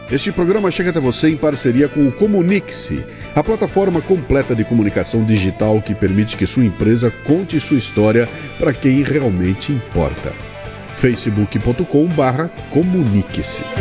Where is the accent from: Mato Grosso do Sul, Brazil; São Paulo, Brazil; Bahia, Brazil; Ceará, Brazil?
São Paulo, Brazil; Eu nasci aqui em São Paulo.